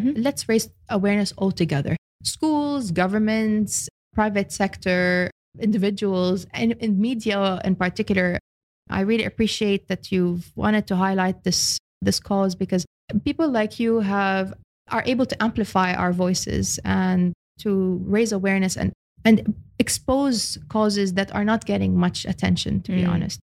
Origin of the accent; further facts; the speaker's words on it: Australia; also born or lived in Lebanon; now in United Arab Emirates; I'm Lebanese Australian.